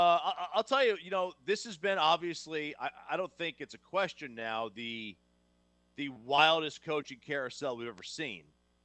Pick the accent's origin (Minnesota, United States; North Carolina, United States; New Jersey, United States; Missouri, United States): New Jersey, United States; now in Knoxville, United States; I grew up in New Jersey. It took me at least 10 years to get rid of the accent. And I still have traces of it, I think.